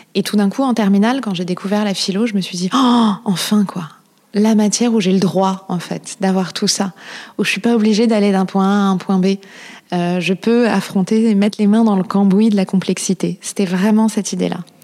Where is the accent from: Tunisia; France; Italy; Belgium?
France; Paris, Île-de-France; also born or lived in Marseille / Cap Ferret; J'ai grandi à Paris, je suis née à Paris